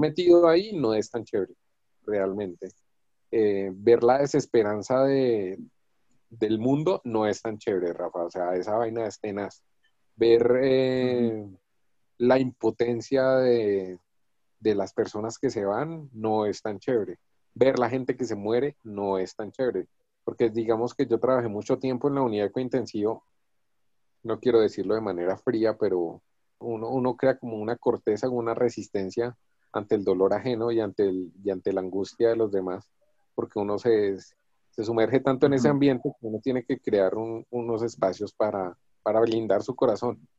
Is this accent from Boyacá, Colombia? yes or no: yes; Boyacá, Colombia; moved away; yo soy de Boyacá